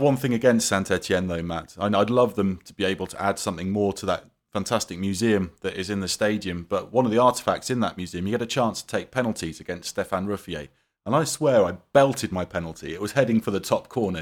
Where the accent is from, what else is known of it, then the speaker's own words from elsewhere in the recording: United Kingdom; growing up in Britain